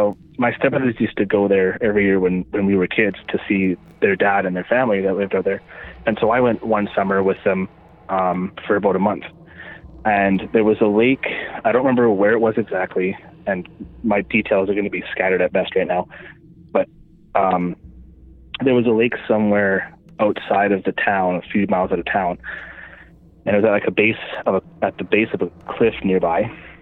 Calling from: Manitoba, Canada; from Manitoba.

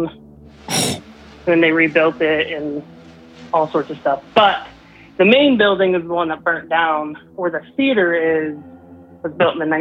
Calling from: Southeast Idaho, United States

